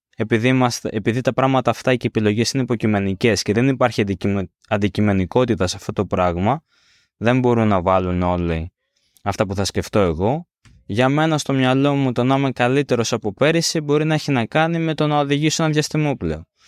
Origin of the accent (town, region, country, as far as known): Greece